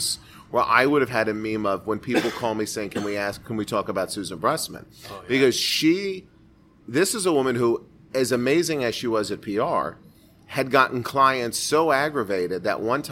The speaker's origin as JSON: {"language": "English", "town": "Miami", "region": "Florida", "country": "United States", "tie": "born or raised there", "said": "Born and raised in Miami. Born in Miami, raised by... a family of Brooklyn Italians, half Italian, half Jewish"}